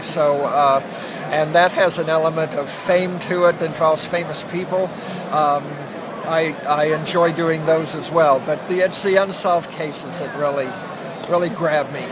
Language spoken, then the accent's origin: English; Kansas, United States; I grew up in Kansas, and my mother's family is from southeastern Kansas